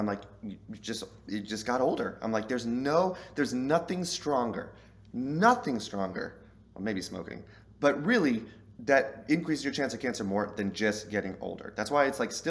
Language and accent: English; Southern, United States; I'm Southern